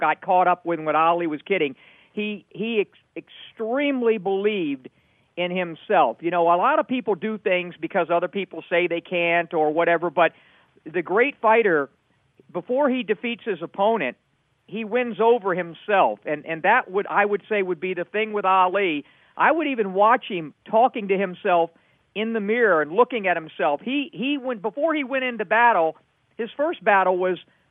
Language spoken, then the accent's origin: English; Miami, Florida, United States; when I was a little boy growing up in Miami